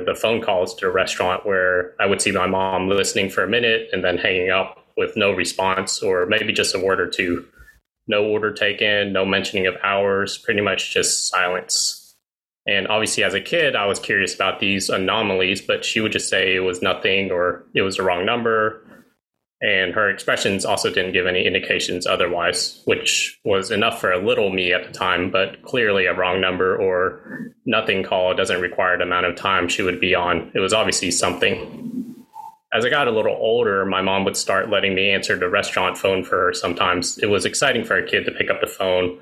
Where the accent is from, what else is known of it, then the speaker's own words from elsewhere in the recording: East Tennessee, United States; I experienced racism every day of my life growing up in Tennessee, 20 years or so of it